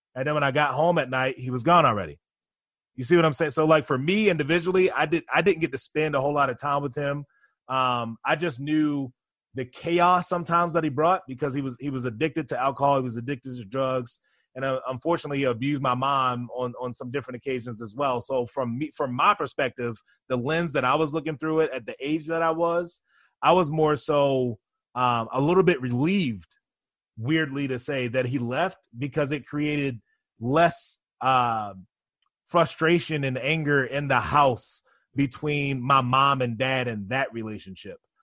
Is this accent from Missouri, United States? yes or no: no; Baltimore, Maryland, United States; now in New York, United States; I grew up in Baltimore, Maryland, in a single parent household.